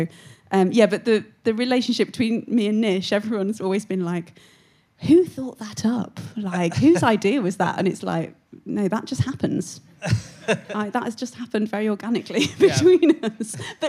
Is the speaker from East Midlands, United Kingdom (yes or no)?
yes; Syston, East Midlands, United Kingdom; Of course I know about pucker pies. I'm from Syston.